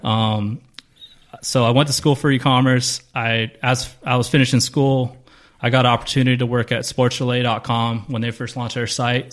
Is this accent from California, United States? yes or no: yes; Carson, California, United States; Carson, South Bay kid.